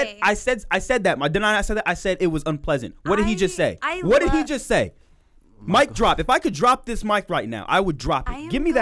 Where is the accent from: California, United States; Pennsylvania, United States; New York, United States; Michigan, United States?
California, United States; Vallejo; No, I'm from Vallejo.